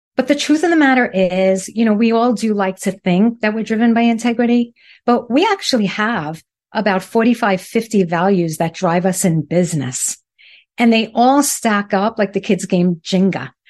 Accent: New York City, New York, United States; accent: Brooklyn; moved away as an adult; now in South Florida, United States; I am originally from Brooklyn

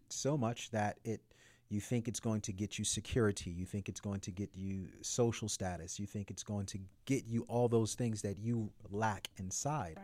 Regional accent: United States; As an American man

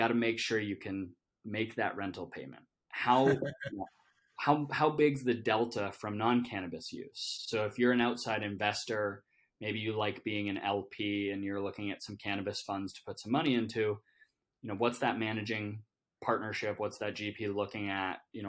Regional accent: Canada; I'm Canadian

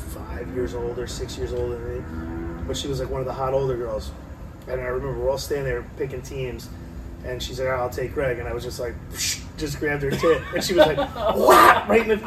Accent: Richgrove, California, United States; I grew up in Richgrove, it was this apartment complex

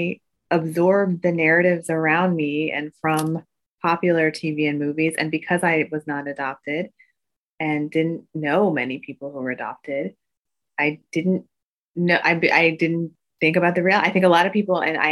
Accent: Midwest, United States; as an Asian American growing up in the Midwest

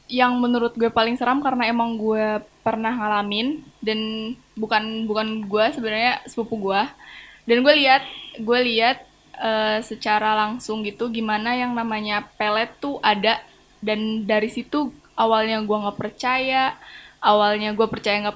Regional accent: Banten, Indonesia; Gue dari Banten yang kalian tadi bilang emang eh, budaya mistisnya masih melekat.

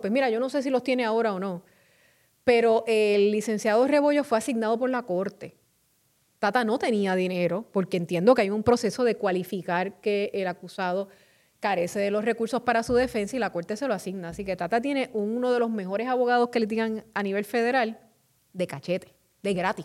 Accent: Carolina, Puerto Rico; mi pueblo de Carolina

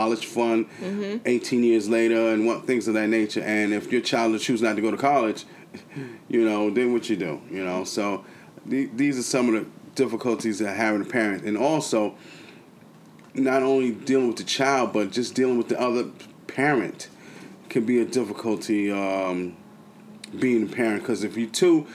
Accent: the South, United States; My mother's from the South, and I was raised in the South

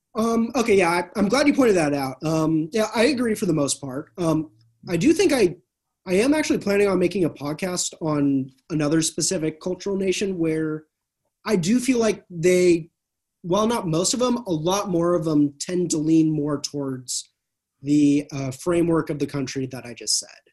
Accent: California, United States; also born or lived in Arkansas; I'm from California

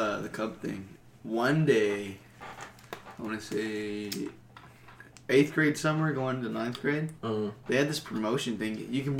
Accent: Sanderson, Texas, United States; No. I grew up in Sanderson.

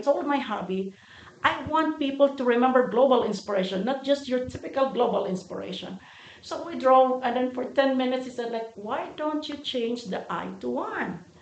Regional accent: Philippines; moved away as an adult; now in United States; I moved from the Philippines to America

